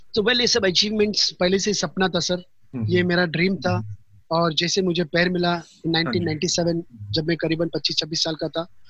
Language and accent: Hindi; Pauri Garhwal, Uttarakhand, India; moved away; मैं गढ़वाल से बिलोंग करता हूँ पौड़ी गढ़वाल से उत्तराखंड